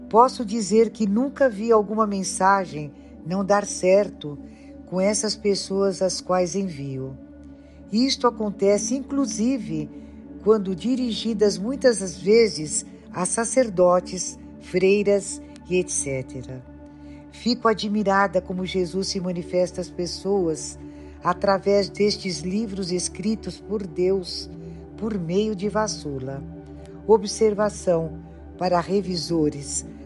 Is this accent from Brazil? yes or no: no; Portugal; tenho 84 anos, sou portuguesa